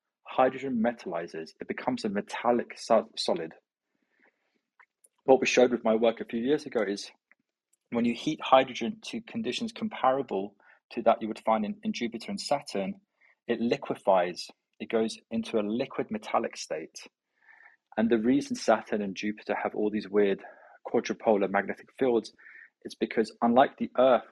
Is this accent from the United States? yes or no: no; London, United Kingdom; We're ethnically Iranian. I grew up in London